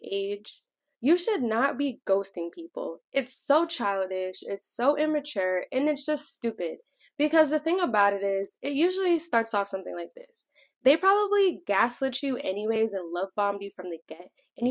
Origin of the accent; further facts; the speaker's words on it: Connecticut, United States; I'm from Connecticut, and I am 23